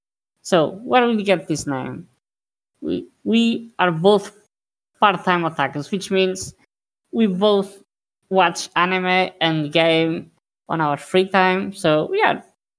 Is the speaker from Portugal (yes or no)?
yes; Portugal; I'm 31 and I'm also from Portugal.